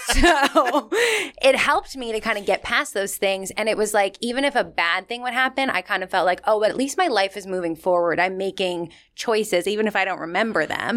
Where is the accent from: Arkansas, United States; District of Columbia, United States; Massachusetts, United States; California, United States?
Massachusetts, United States; now in New York, United States; I'm from Massachusetts originally